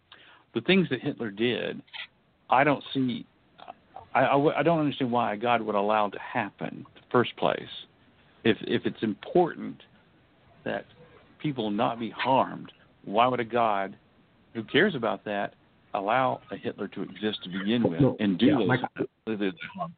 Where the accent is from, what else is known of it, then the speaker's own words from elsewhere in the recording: United States; I was born, white. I was born male. I'm heterosexual. I'm American and middle class.